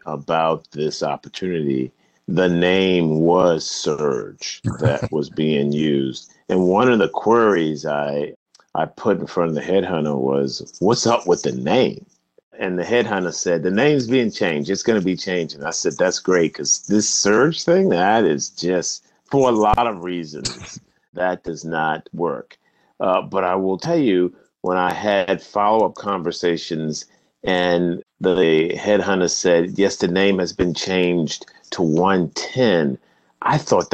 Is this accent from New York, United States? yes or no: no; Virginia, United States; Virginia, my home state